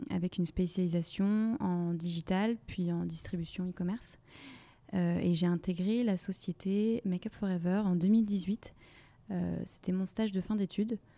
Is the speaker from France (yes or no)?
yes; Brittany, France; now in Paris, France; j'ai 27 ans, je suis originaire de Bretagne et euh, je vis et je travaille à Paris depuis euh, quasiment trois ans.